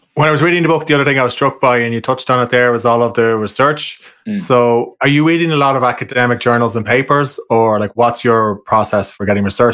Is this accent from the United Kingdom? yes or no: no; Ireland; accent: Irish; my Irish accent